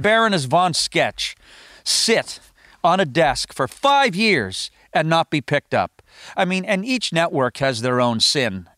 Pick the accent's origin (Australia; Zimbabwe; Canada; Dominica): Canada; Halifax, Nova Scotia; moved away; also born or lived in Los Angeles / Toronto; had a great set of friends growing up in Halifax